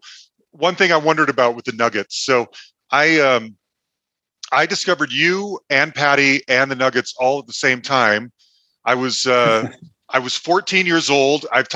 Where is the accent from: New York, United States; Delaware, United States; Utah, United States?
Utah, United States; Salt Lake City; I'm growing up in Salt Lake City, Utah